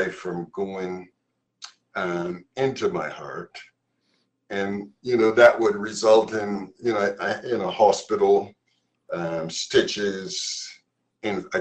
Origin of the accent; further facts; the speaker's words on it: Barbados; now in Massachusetts, United States; growing up in Barbados, my mother died when I was 9 years old